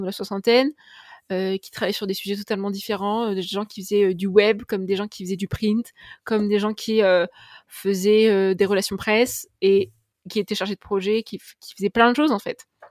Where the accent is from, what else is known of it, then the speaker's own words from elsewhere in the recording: Tours, Centre-Val de Loire, France; je, ne suis pas de Paris, mais je suis de Tours